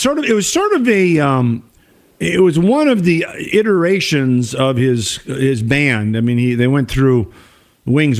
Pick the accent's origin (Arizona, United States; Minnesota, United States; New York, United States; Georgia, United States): Minnesota, United States; my home state of Minnesota